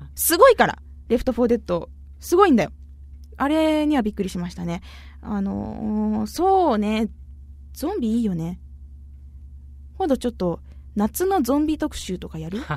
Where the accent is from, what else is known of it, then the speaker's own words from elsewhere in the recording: Arao, Kumamoto, Japan; 私、実は荒尾出身なんですよ。熊本県の。